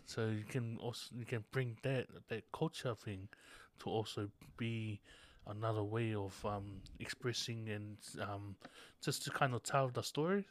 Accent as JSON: {"language": "English", "country": "Tonga", "tie": "born or raised there", "said": "born in Tonga, born and raised in Tonga"}